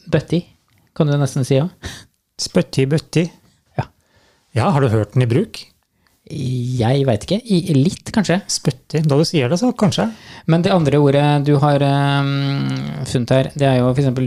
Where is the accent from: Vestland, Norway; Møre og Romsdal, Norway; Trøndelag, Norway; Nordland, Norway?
Trøndelag, Norway; accent: Trøndersk; For eh, jeg blir mye pirka på når jeg snakker trøndersk.